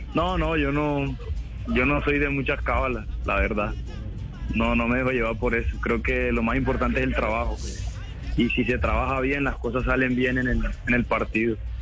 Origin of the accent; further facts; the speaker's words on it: Santa Marta, Magdalena, Colombia; now in Cali, Colombia; yo soy Samario, yo soy de Santa Marta